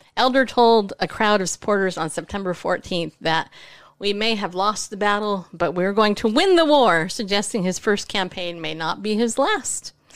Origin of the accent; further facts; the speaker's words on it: California, United States; moved away; I grew up in California